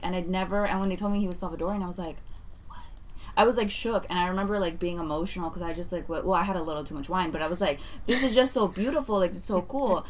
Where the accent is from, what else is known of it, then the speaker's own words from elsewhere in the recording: San Francisco, California, United States; I love being from the mission